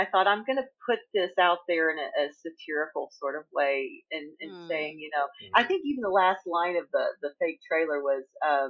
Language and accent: English; the South, United States; I grew up in the South, and we were pretty poor